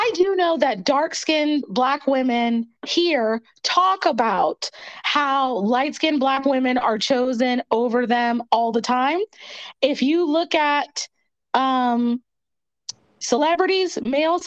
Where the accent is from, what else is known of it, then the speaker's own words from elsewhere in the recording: Pennsylvania, United States; moved away as an adult; now in Atlanta, United States; I'm from Pennsylvania. So I was born in the early 80s